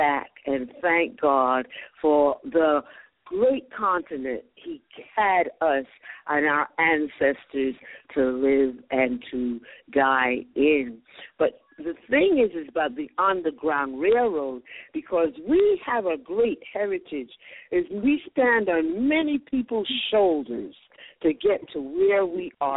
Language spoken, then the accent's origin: English; United States; also born or lived in Barbados (ancestry); now in Ghana; I was born in America of Barbadian parents